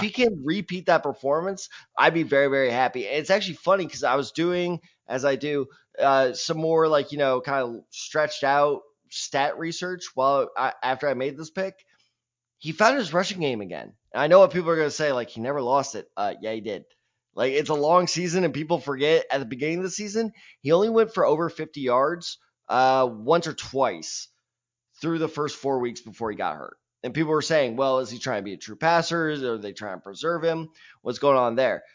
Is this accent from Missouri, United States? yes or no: yes; Missouri, United States; I am from Missouri.